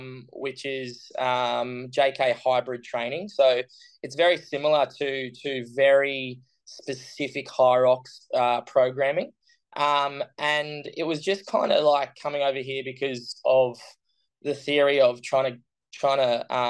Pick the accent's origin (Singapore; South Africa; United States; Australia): Australia; Brisbane, Queensland; I'm from Australia, from Brisbane, which is sunny Queensland. And born and raised Brisbane.